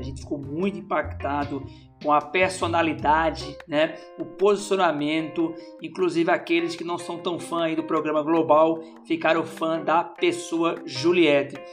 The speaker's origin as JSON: {"language": "Portuguese", "region": "Paraíba", "country": "Brazil", "said": "eu enquanto paraibano empreendedor"}